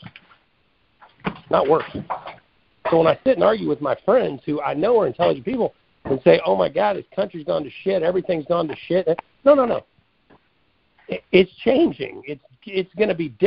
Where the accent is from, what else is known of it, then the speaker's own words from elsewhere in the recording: Midwest, United States; I grew up in the Midwest